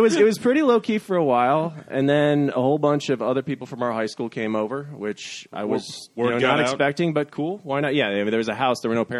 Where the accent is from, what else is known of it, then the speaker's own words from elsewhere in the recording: North Central Ohio, United States; now in New York, United States; I'm from North Central Ohio. It's about an hour west of Cleveland, but it's once you get outside of Cuyahoga County, it gets rural very quickly.